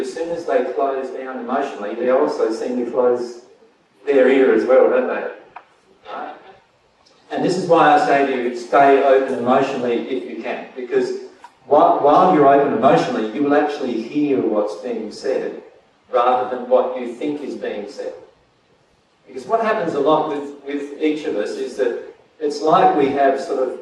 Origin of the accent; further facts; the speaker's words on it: Australia; I'm Australian, right? So I speak Australian, not English.